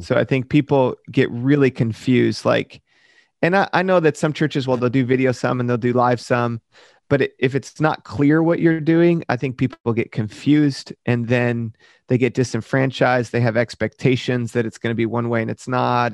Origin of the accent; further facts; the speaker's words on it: Michigan, United States; moved away; I grew up in Michigan